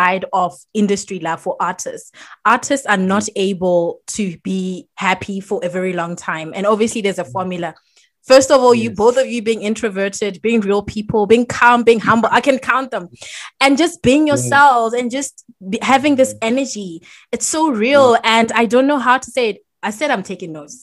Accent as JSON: {"language": "English", "country": "Botswana", "tie": "born or raised there", "said": "my home country, Botswana"}